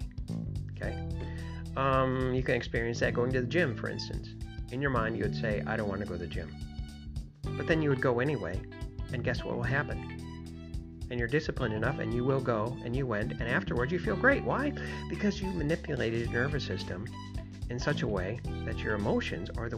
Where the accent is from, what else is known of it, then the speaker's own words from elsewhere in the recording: Michigan, United States; moved away; also born or lived in New York; Originally, I'm from Michigan